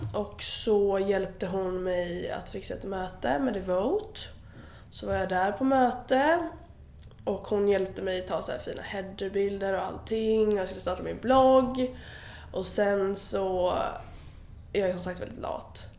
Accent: Alingsås, Västra Götaland, Sweden; moved away; jag kom ju från Alingsås

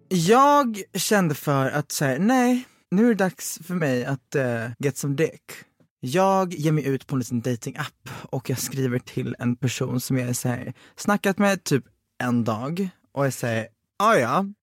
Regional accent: Växjö, Kronoberg County, Sweden; jag är från Växjö

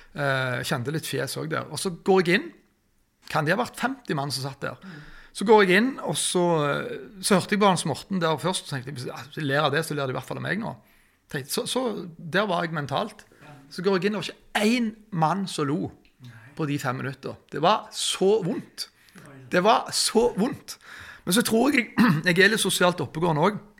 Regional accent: Norway; Vi er jo fra Tjenestvoll

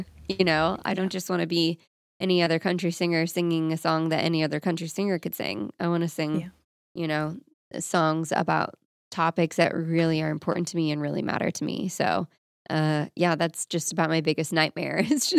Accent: Florida, United States; Also, that's probably illegal, but I'm from Florida.

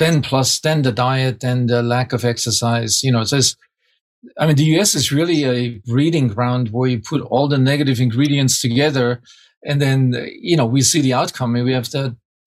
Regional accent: small town outside of Munich, Bavaria, Germany; moved away; it's outside of Munich, small town outside of Munich.

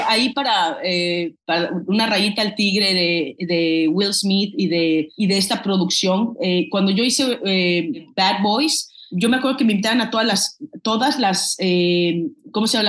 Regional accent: Mexico; now in United States; somos los, los mexicanos

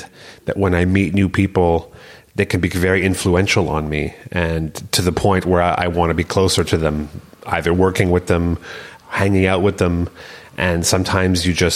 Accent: Canada; moved away as an adult; also born or lived in Berlin; as a Canadian, as a foreigner

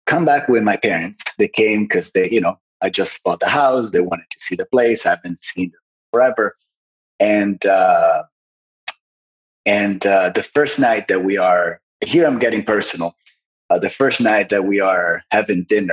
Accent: Sanremo, Liguria, Italy; moved away as an adult; also born or lived in Los Angeles, United States; I was born in Sanremo, which is right by the French border on the northwest coast of Italy.

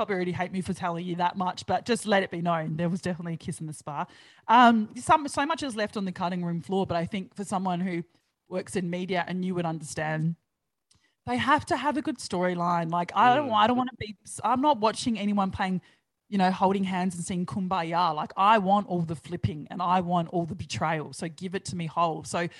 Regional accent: Australia; I grew up on Big Brother like the rest of Australia did.

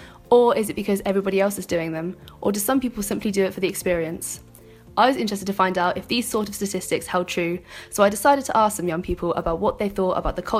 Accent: London, United Kingdom; I'm 20 and I'm from London.

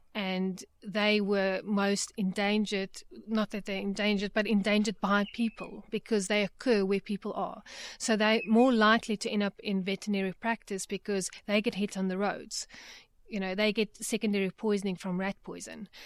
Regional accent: Johannesburg, Gauteng, South Africa; I grew up in Johannesburg

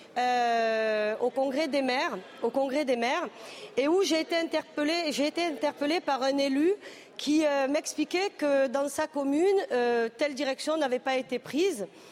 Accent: the South, southern France, France; on vient du Sud tous les deux

